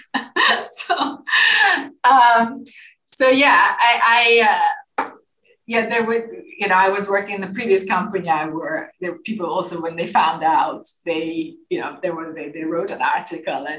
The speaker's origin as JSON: {"language": "English", "country": "Azerbaijan", "also_born_or_lived": "Moscow, Russia", "moved": "yes", "lives_now": "Copenhagen, Denmark", "said": "my home country"}